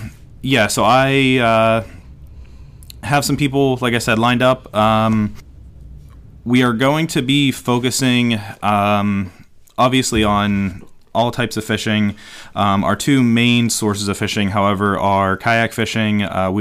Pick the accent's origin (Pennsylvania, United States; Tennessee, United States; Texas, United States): Pennsylvania, United States; Western; we are Western PA guys. I am born and bred here.